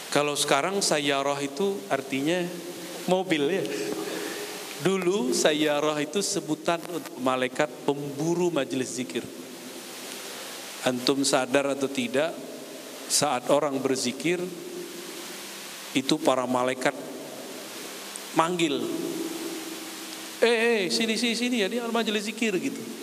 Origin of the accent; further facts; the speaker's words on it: Padang, West Sumatra, Indonesia; saya orang Minang, orang Padang tapi nggak bisa bisa dagang